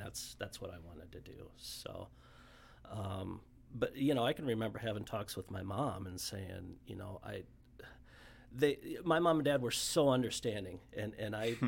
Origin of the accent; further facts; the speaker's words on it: Omaha, Nebraska, United States; born and raised in Omaha